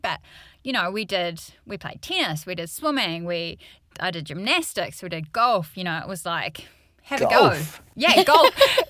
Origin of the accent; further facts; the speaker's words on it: Rotorua, Bay of Plenty, New Zealand; I grew up in Rotorua.